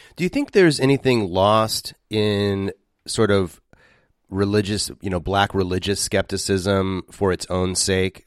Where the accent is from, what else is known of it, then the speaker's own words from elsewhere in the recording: West Coast, United States; moved away as an adult; also born or lived in Philadelphia; I was raised on the West Coast, and moving to Philadelphia